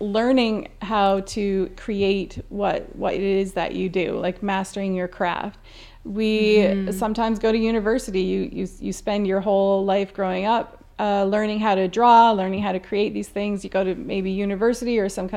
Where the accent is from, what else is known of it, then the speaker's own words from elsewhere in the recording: Newfoundland and Labrador, Canada; moved away; I'm from Newfoundland, and salt box houses were quite normal to live in back there